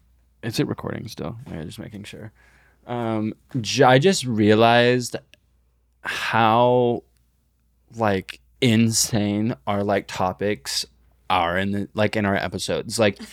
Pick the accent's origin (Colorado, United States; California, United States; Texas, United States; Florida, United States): Florida, United States; North Miami; Yeah, I'm from North Miami.